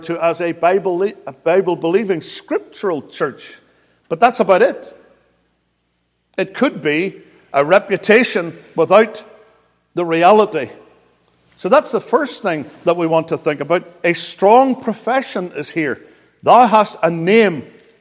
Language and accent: English; Northern Ireland, United Kingdom; moved away as an adult; now in United States; I come from Northern Ireland, even though I've lived in the States for 23 years.